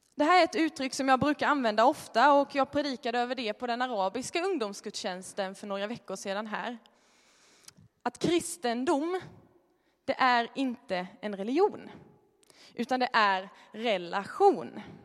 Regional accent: Småland, Sweden; moved away; Jag är från Småland, det kanske hörs.

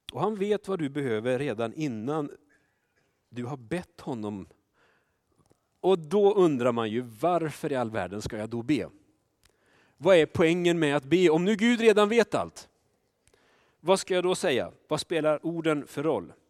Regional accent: Sweden; vi svenskar

